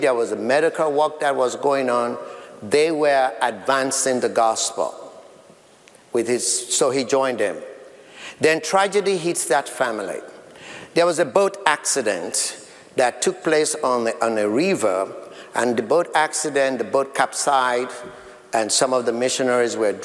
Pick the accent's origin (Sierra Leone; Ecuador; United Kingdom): Sierra Leone; now in United States; my country of birth in Sierra Leone, West Africa, that is dear to me, my people in my home country